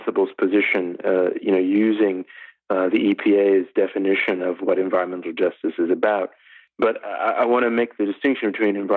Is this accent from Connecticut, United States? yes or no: no; Detroit, Michigan, United States; my hometown of Detroit